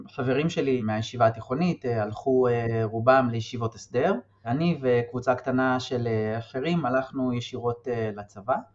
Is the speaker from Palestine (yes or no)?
yes; Kiryat Arba, West Bank, Palestine; גדלתי בקריית ארבע, התנחלות שמוכרת לרבים מהשומעות והשומעים אולי, ליד אה, חברון, צמודה לחברון.